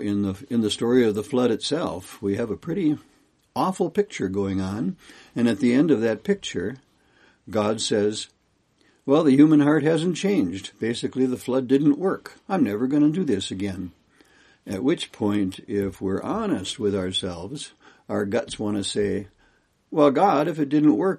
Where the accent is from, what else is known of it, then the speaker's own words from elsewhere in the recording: Kalispell, Montana, United States; I'm from Kalispell, Montana.